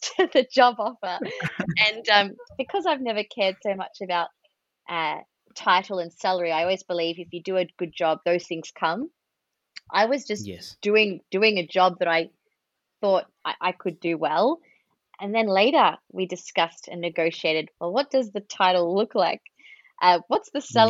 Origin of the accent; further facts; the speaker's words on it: Australia; accent: Australian; my accent is an Australian one